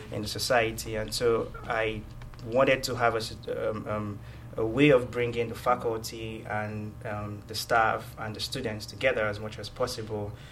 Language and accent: English; Nigeria; moved away as an adult; now in Georgia, United States; I was born and raised in Nigeria